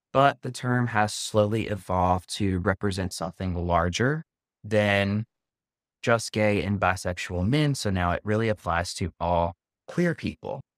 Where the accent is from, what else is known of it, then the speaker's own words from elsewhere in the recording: the South, Southern United States, United States; accent: Southern; now in New York, United States; my Southern accent